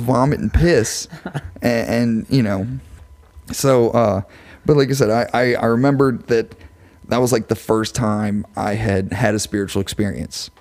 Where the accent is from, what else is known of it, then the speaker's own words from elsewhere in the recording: LaPlace, Louisiana, United States; I'm from Laplace